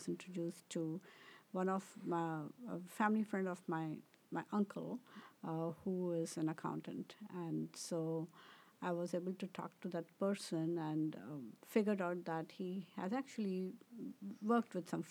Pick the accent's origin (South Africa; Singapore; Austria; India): India; English is a second language; also born or lived in Southern India; And I was born in southern India. My family belongs to southern India, but my parents lived in northern India for the most time.